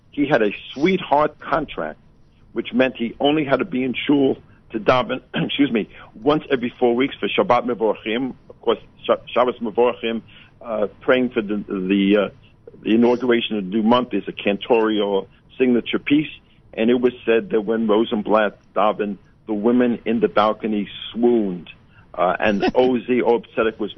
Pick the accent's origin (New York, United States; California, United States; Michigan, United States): New York, United States; New York City; this great city of New York, which is uh, my hometown.